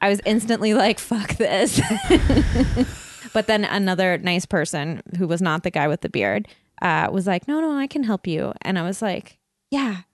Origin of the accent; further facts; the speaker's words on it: Burnaby, British Columbia, Canada; I grew up in Burnaby